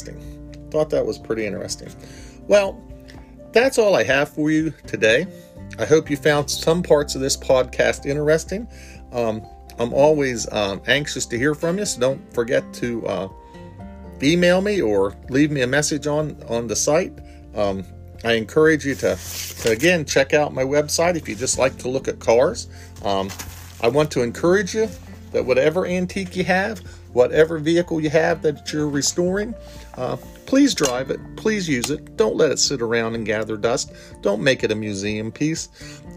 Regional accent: Parkersburg, West Virginia, United States; Growing up in Parkersburg, West Virginia, I lived by a big rayon manufacturing plant.

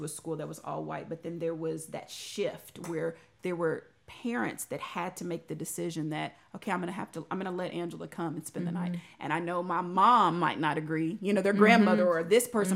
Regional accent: Rowlett, Texas, United States; I grew up in Rowlett

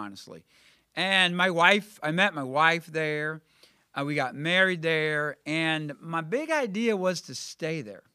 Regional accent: Millstadt, Illinois, United States; also born or lived in Columbia, Missouri; now in Carbondale, United States; I grew up in Millstot

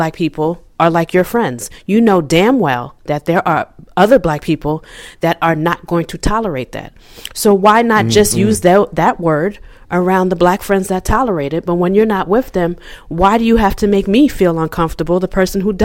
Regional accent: New York, United States; When I grew up in New York, we have a lot of Puerto Ricans

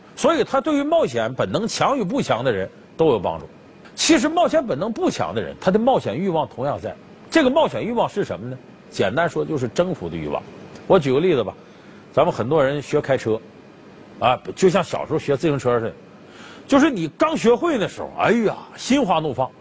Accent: Northeast China, China; accent: Northeastern; 要搁我们东北话说有点嘚瑟的这个人

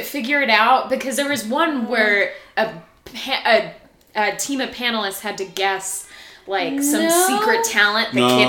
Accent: Las Vegas, Nevada, United States; I'm from Las Vegas, a place where, in the summers, it is very hot.

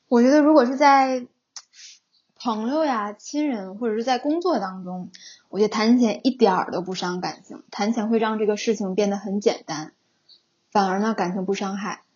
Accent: Northeast China, China; 因为可能我是东北人

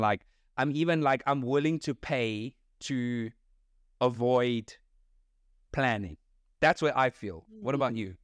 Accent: South Africa; as a South African. Not that it's just like I'm South African

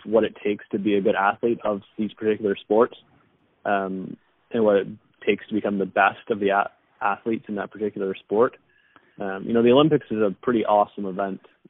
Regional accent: Canada; I'm from Canada, eh?

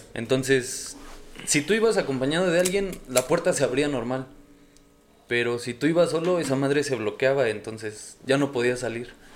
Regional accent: Tizayuca, Hidalgo, Mexico; moved away as an adult; now in Hermosillo, Mexico; soy de Tizayuca Hidalgo.

